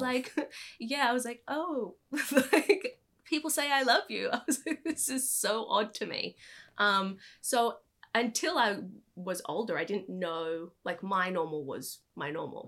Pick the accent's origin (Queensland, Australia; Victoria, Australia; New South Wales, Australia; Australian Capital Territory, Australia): Queensland, Australia; Brisbane; moved away as an adult; also born or lived in New York / California; I was born and raised in Brisbane